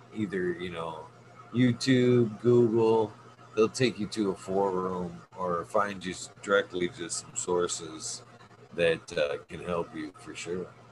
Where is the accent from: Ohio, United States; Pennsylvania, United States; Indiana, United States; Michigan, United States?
Michigan, United States; my home state